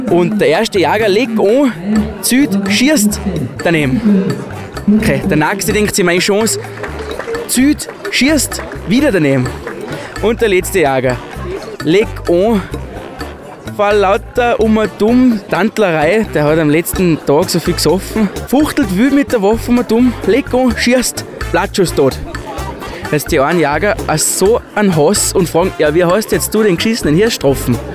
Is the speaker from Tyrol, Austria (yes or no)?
no; Zell am See, Salzburg, Austria; erzähle euch jetzt einen Witz. Ich war aus Zell am See.